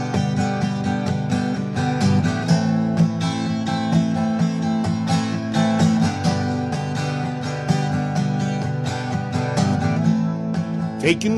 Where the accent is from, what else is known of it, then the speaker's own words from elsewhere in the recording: Melbourne, Victoria, Australia; also born or lived in Horsham / Dimboola; I was born in Horsham, spent the first 2.5 years in Dimboola, and then they put my brother, my sister, myself on a train and sent us to Melbourne.